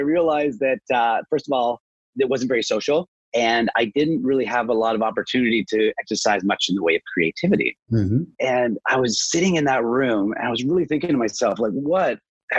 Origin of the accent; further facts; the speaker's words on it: Toronto, Ontario, Canada; also born or lived in British Columbia; I grew up kind of outside of Toronto, but I've always been around Toronto